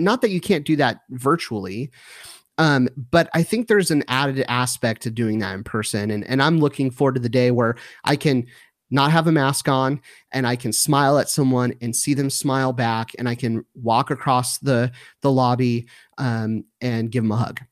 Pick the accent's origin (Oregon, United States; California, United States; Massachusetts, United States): California, United States; Southern; moved away as an adult; now in McKinney, United States; my wife and I were born and raised in Southern California